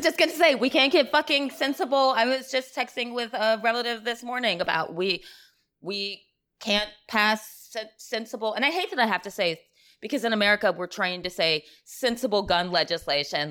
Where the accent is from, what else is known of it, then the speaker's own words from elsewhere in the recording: the South, United States; now in New York City, United States; I'm from the South